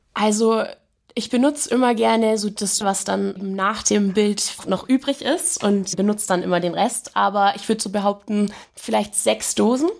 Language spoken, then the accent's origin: German; Augsburg, Bavaria, Germany; Bei uns in Augsburg zum Beispiel, da komme ich ja her